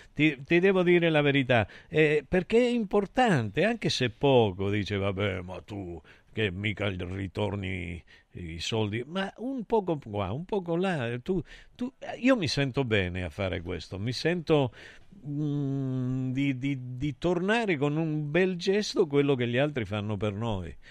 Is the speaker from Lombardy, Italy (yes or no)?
no; Calabria, Italy; sa che io sono calabrese